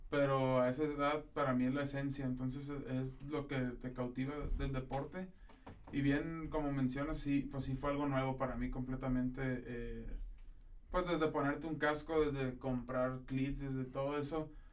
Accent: Tijuana, Baja California, Mexico; moved away as an adult; also born or lived in Ensenada, Mexico; now in Monterrey, Mexico; nací en Ensenada, pero desde chiquito nos movimos a Tijuana prácticamente. Soy de Tijuana

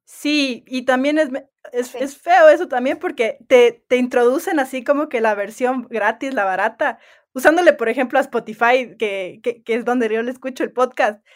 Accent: Ecuador; also born or lived in United States; yo soy, además de ecuatoriana, que no creo que mencioné, también soy gringa, eh, nací en Estados Unidos

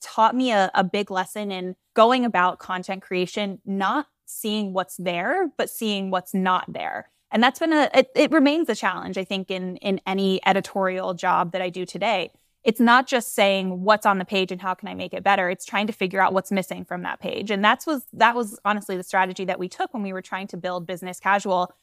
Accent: Florida, United States; I'm from Florida. Um, I always say the, the Georgia part of Florida, not the beach part of Florida

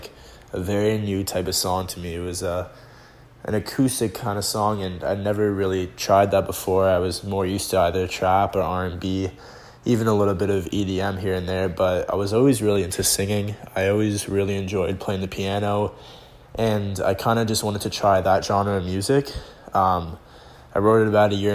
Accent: Toronto, Ontario, Canada; I'm from Toronto

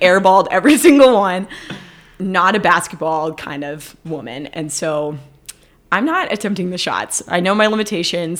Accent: Dallas, Texas, United States; moved away; I went to Texas, which is where I'm from. I went to my hometown of Dallas

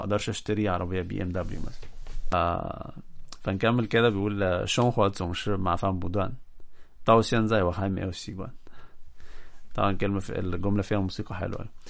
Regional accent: Egypt; عندنا في مصر

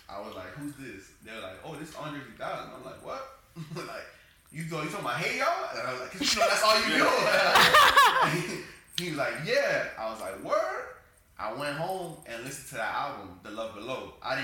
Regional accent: the South, United States; I'm a South nigga, so, like, you know, for sure, outcast.

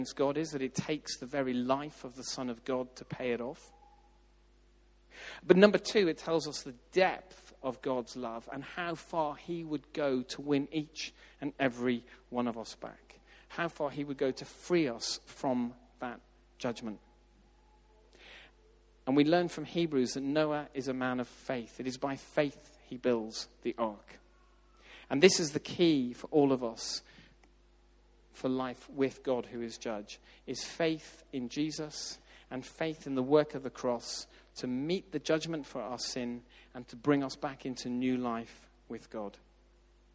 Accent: Ireland; moved away; I grew up in Southern Ireland

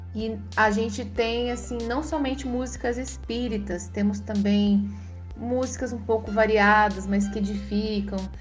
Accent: Cuiabá, Mato Grosso, Brazil; eu sou de Cuiabá

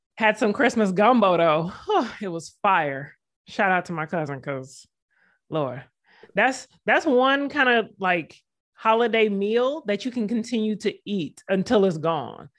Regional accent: the South, United States; I'm from the South.

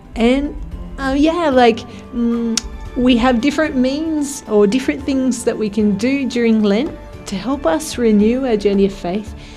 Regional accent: Australia; now in Spain; I'm from Australia

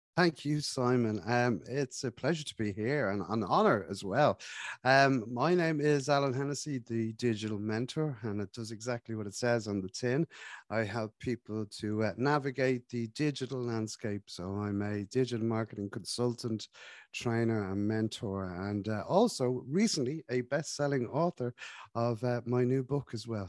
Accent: Ireland; we're from Ireland, we drink a lot of tea

